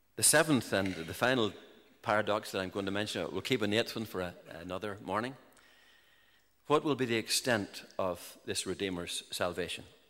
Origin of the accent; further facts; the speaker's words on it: Larne, Northern Ireland, United Kingdom; I grew up in the in Larne and the County Antrim coast